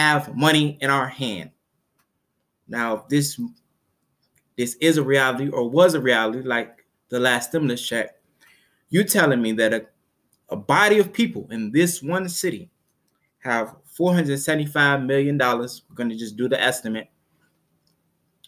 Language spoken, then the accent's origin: English; Chicago, Illinois, United States; I am from Chicago.